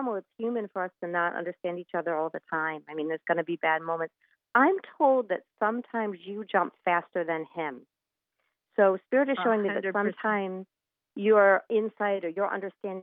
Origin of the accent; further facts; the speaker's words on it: Port Jefferson, New York, United States; a little shop in my hometown called Envision Crystal